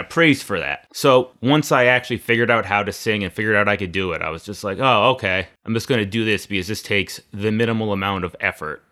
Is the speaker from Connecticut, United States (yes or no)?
yes; Naugatuck, Connecticut, United States; now in Waterbury, United States; I grew up in Naugatuck. Right now, I live in Waterbury with my wife Dora